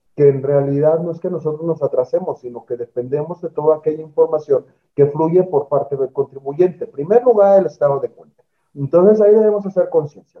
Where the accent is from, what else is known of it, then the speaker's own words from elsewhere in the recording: Mexico; todos los ciudadanos mexicanos